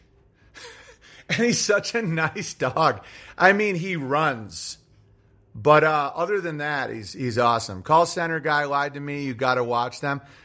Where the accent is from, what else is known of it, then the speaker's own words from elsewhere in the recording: United States; I'm an American